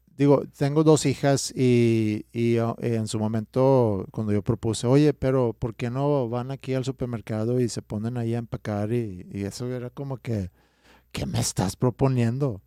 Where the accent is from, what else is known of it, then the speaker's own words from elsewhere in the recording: Stockholm, Stockholm County, Sweden; Spanish is a second language; moved away as an adult; also born or lived in Staufen, Germany; now in Mexico; yo crecí en Estocolmo